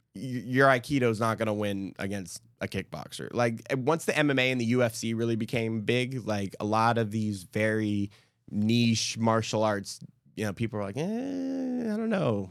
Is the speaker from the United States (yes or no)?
yes; California, United States; moved away as an adult; now in Houston, United States; in California, um, in the valley, especially at the time I was growing up